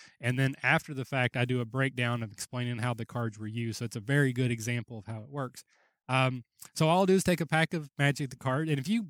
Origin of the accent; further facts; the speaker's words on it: Kentucky, United States; again, I'm from Kentucky